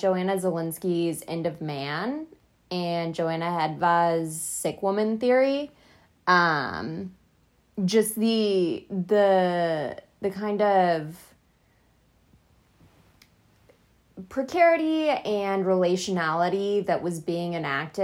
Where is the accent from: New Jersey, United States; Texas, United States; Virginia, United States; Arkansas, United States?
Texas, United States; West; I'm from West Texas, so it was also like, oh hey, that's my home.